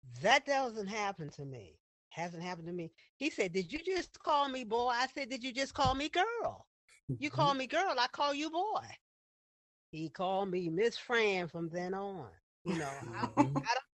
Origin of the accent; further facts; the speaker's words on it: Virginia, United States; I'm from Virginia